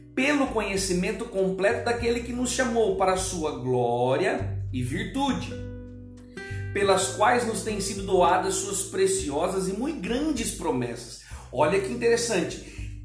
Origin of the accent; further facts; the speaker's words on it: interior of São Paulo, Brazil; moved away as an adult; also born or lived in Bahia / Pernambuco; now in Pará, Brazil; eu venho do interior de São Paulo